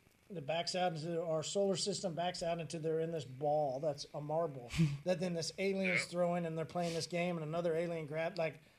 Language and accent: English; Midwest, United States; hey, listen, man, we're from the Midwest